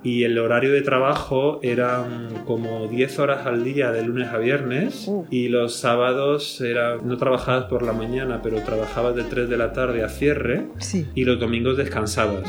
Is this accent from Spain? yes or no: yes; Peal de Becerro, Andalusia, Spain; moved away as an adult; also born or lived in Madrid / Greece / London / Paris; yo soy de un pueblo del sur de España, de Andalucía, concretamente de la provincia de Jaén. Y el pueblo donde nací y de donde estoy haciendo la grabación hoy contigo se llama Peal de Becerro.